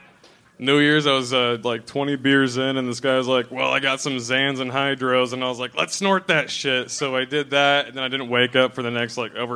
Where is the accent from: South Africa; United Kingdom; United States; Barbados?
United States; Washington; I'm from Washington, Eastern Washington, yeah.